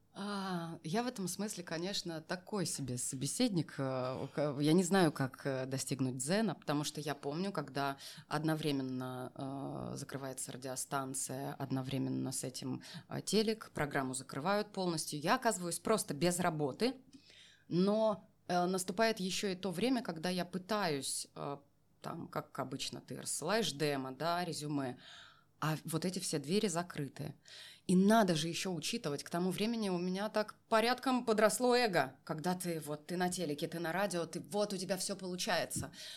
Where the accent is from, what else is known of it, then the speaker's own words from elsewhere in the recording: a small settlement near Novokuznetsk, Kemerovo Oblast, Russia; moved away as an adult; now in Moscow, Russia; Я переезжала из Новокузнецка, ну, э, э, поселок малюсенький, в котором mm-hmm. я родилась и выросла.